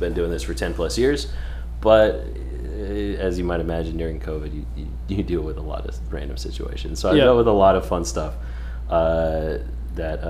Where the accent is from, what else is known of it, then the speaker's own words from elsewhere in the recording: Northern California, United States; moved away as an adult; also born or lived in Houston; I grew up in California. So Northern California.